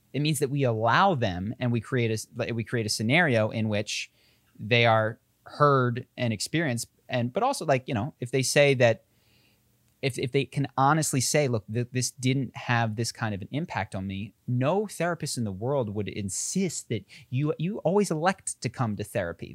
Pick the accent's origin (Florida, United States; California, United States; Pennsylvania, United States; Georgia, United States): Pennsylvania, United States; Philadelphia; accent: Philadelphia; moved away as an adult; I speak, and my sister even more so, like, like I'm from Philadelphia. I moved out of Philadelphia thirteen or fifteen years ago